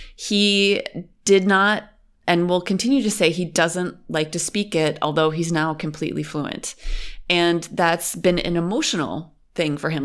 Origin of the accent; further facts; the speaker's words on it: Western New York, United States; first language English; moved away as an adult; now in Berlin, Germany; I am from Western New York. It's a suburban area in America, and I grew up in a pretty conservative family